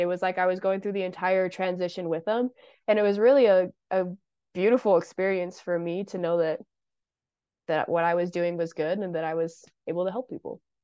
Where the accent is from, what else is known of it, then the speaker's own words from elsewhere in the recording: Brigham City, Utah, United States; I am from Brigham City, Utah